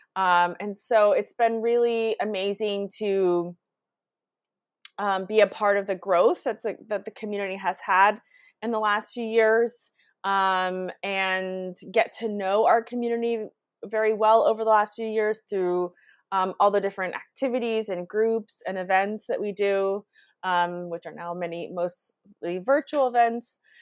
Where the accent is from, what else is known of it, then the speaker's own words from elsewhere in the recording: United States; also born or lived in Brazil; moved to the U.S. when I was two years old. So I grew up in the U.S. and did all my schooling here